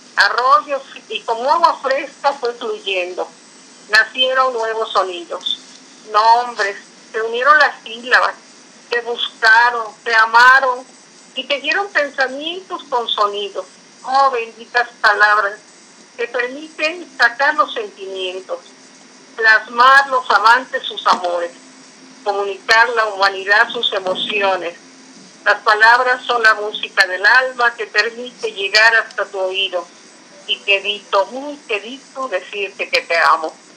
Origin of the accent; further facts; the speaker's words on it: Veracruz, Mexico; now in Fortín de las Flores, Mexico; soy nativa del puerto de Veracruz, pero eh, resido aquí